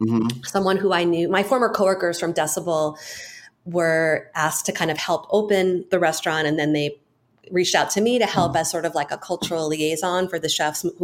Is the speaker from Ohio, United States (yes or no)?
no; Long Island, New York, United States; moved away as an adult; also born or lived in Japan; now in Los Angeles, United States; I grew up on Long Island, and I went to school in the city. So I was already living in New York when I went to Japan, and then I moved back to finish college.